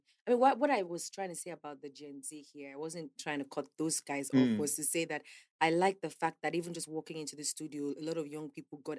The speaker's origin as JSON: {"language": "English", "region": "Ondo", "country": "Nigeria", "said": "I'm not from Lagos. I'm from Ondo. Yeah. I'm from Edore. Yeah. So, I'm Yoruba."}